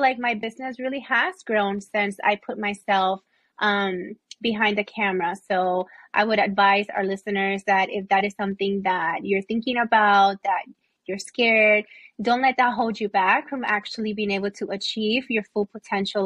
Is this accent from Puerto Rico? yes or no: yes; Puerto Rico; accent: Puerto Rican; now in Florida, United States; I have an accent when I talk. Like, it's like, I'm not Puerto Rican enough, but I'm not American enough.